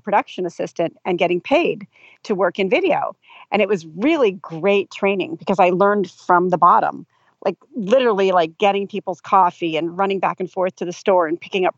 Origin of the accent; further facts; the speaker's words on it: Del Mar, California, United States; also born or lived in Los Angeles; I'm from California. So I grew up here